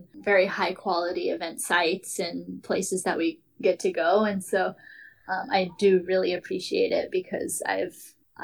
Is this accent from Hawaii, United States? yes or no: yes; Hawaii, United States